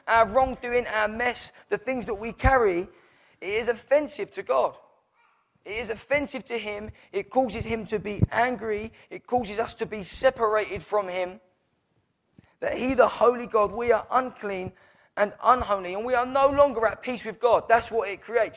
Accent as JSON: {"language": "English", "town": "Downham", "country": "United Kingdom", "tie": "born or raised there", "said": "I was born in Downham."}